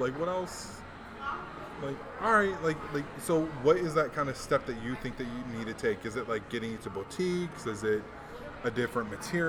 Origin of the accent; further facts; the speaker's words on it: Hawaii, United States; growing up in Hawaii made button-up shirts cool to me. You know, because, like, back home we wore the Aloha shirts.